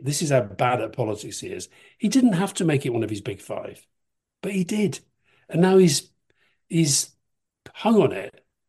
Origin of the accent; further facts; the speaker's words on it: Keighley, Yorkshire and the Humber, United Kingdom; I grew up in Keighley. It's kind of West Yorkshire